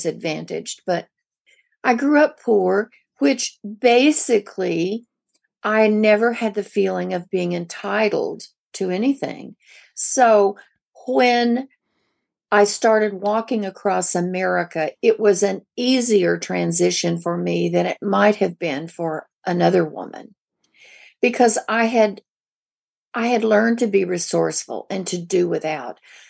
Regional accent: the Ozarks of Missouri, United States; moved away; I grew up in the Ozarks of Missouri

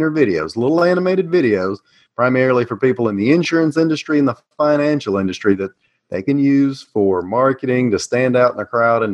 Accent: Tennessee, United States; accent: Southern; I am U.S.-based Tennessee

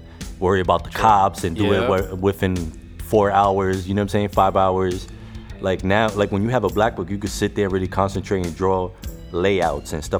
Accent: New York City, New York, United States; also born or lived in Roosevelt Island / Long Island; I'm from the Bronx, so, you know, graffiti is like basically born out there. So coming up, I seen graffiti everywhere

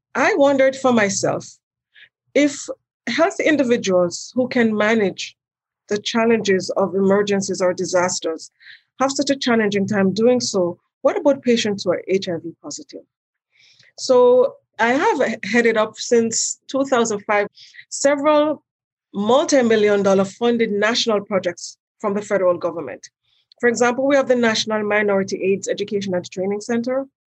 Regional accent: Jamaica; moved away as an adult; also born or lived in New York; now in United States; I'm from Jamaica originally, and I've been here since 1982 when I came to do my undergraduate degree at Pratt Institute in New York.

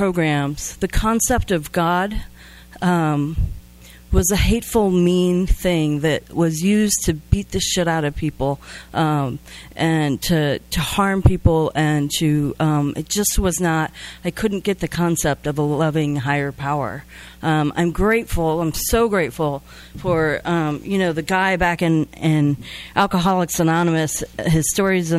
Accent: Midwest, United States; I grew up in the Midwest and right in the heart of the Bible Belt.

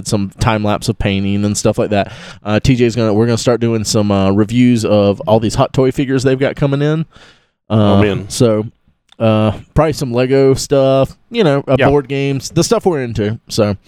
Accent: Live Oak, Florida, United States; I grew up in Live Oak.

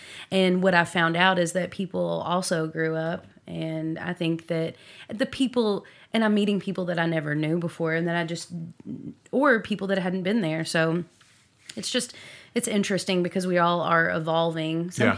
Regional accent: Owensboro, Kentucky, United States; moved away as an adult; also born or lived in Bowling Green, Kentucky / Louisville, Kentucky / Nashville, Tennessee; I avoided moving back to Owensboro for 15 years. I moved to Bowling Green. I lived here most. I've moved here twice now. Mm-hmm. And then I lived in Louisville and Nashville. And I just was like, I'll never move back to my hometown.

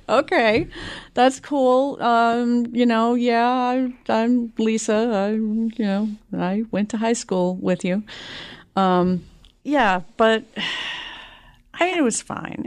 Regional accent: Boston, Massachusetts, United States; also born or lived in South Shore / Jamaica Plain; now in Malden, United States; I was actually born in Jamaica Plain

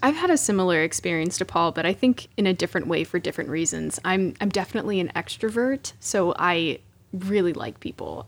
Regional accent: Pittsburgh, Pennsylvania, United States; moved away as an adult; now in Stamford, United States; I'm originally from Pittsburgh, Pennsylvania, hail to Pitt

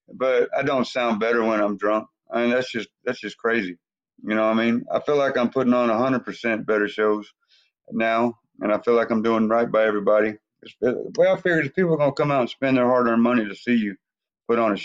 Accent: Grand Prairie, Texas, United States; my hometown, Grand Prairie, Texas.

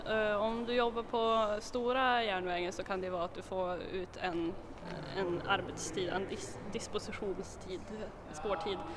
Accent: Skellefteå, Västerbotten County, Sweden; Ja, jo, jag är från Skellefteå så att, eh, men jag har bott här nere i södra delarna av Sverige under några år så det har väl tvättats bort lite grann men jag försöker krampaktigt hålla kvar min dialekt.

